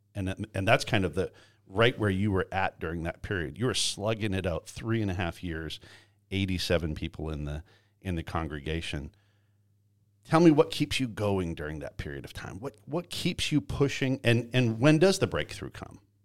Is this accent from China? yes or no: no; Canada; moved away; I grew up in Canada and, and raised in Canada